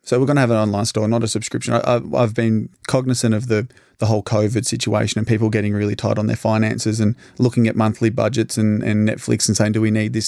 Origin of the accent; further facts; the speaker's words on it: Albury, New South Wales, Australia; her next door neighbor for five years growing up in East Albury.